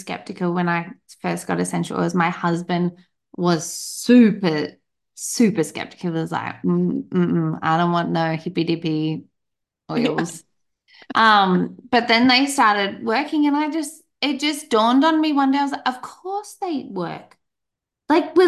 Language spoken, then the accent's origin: English; Australia; I'm Australian